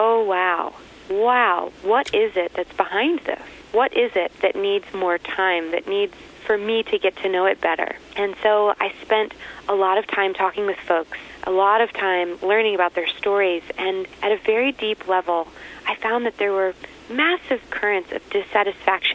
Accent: Texas, United States; moved away; originally from Texas

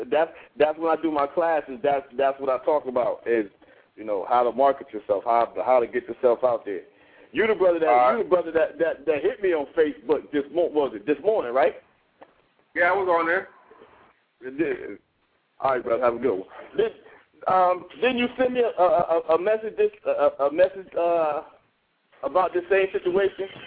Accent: Pittsburgh, Pennsylvania, United States; now in Miami, United States; I'm from uh, I'm from Pittsburgh. I'm down here in Miami right now, though.

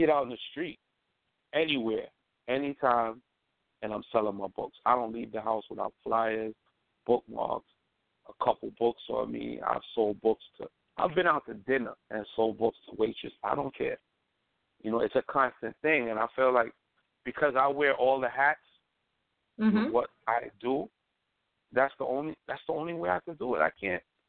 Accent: New York City, New York, United States; I'm from Brooklyn, New York

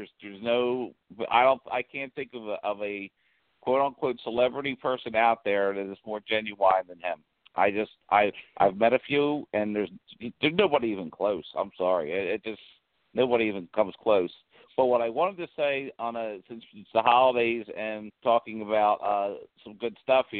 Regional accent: New Jersey, United States; I'm from Jersey.

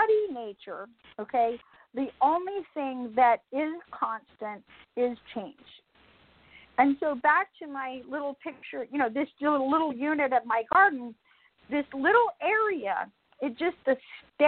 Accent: Atlanta, Georgia, United States; I'm from Atlanta, Georgia

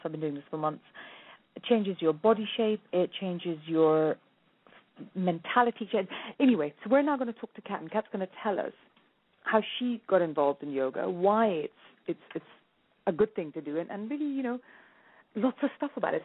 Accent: India; now I'm Indian

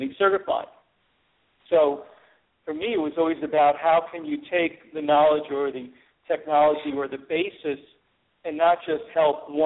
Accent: New York, United States; I was from New York

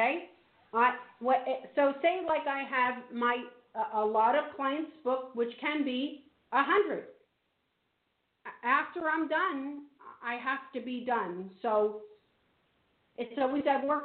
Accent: New Jersey, United States; I'm from New Jersey

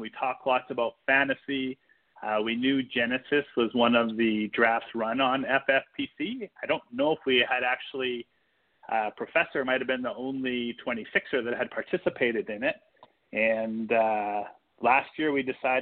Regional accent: Sherwood Park, Alberta, Canada; I'm actually from Canada, from just outside Edmonton, Canada, a suburb called Sherwood Park

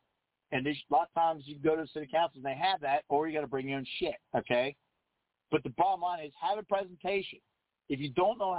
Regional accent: United States; We're not British. We don't talk with a clenched jaw so you can enunciate every damn continent and then still try to shirt instead of military. It's military. No, we're Americans.

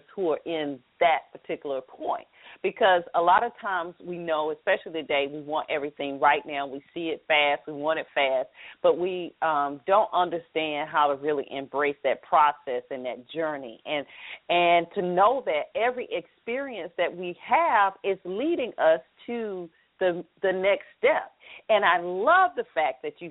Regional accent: Atlanta, Georgia, United States; accent: southern drawl; I'm from Atlanta

